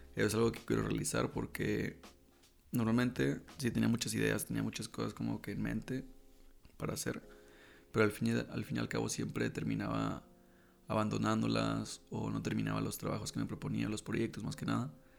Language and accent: Spanish; La Paz, Baja California Sur, Mexico; also born or lived in Monterrey; now in Querétaro, Mexico; soy de La Paz, Baja California